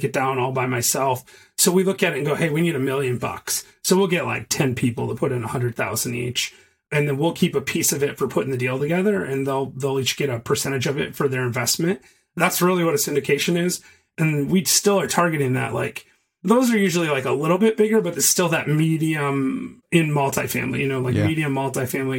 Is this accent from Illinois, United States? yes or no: no; Michigan, United States; moved away as an adult; now in Chattanooga, United States; I'm from Michigan.